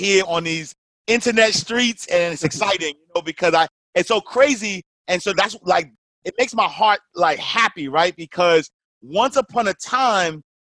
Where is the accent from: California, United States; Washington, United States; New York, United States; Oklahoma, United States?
New York, United States; New York City; I'm a kid from Harlem, New York, typical urban story.